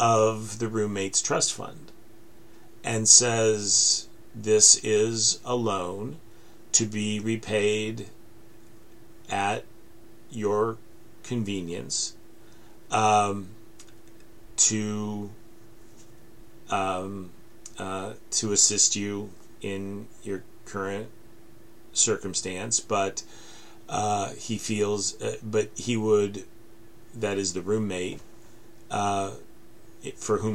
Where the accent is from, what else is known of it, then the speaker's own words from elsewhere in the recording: United States; as an American